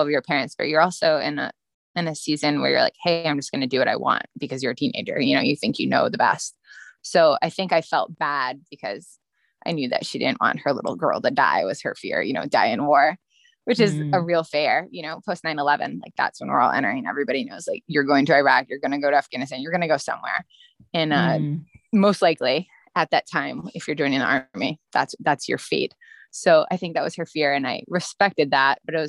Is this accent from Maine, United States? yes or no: yes; Maine, United States; moved away as an adult; now in North Carolina, United States; I grew up in Maine.